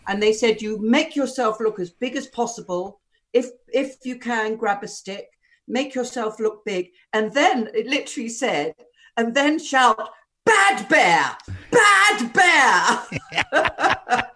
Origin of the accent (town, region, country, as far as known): Southend-on-Sea, East of England, United Kingdom; born or raised there; now in London, United Kingdom